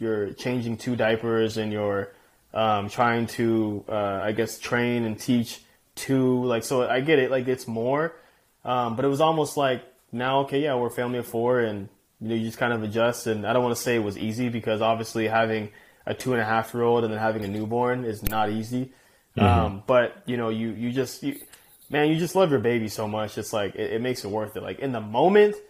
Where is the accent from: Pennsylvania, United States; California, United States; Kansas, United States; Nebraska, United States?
California, United States; Chino Hills; growing up in Chino Hills, spoiled, you know, my mom, only child